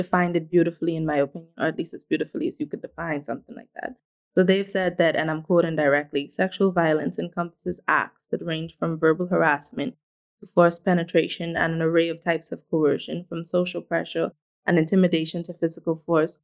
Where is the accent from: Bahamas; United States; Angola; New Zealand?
Bahamas; moved away; I'm originally from the Bahamas